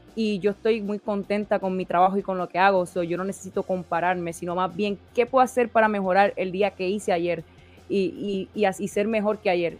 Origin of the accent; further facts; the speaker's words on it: Puerto Rico; now in United States; soy de Puerto Rico, nací, me crié en Puerto Rico, pero llevo tantos años en Estados Unidos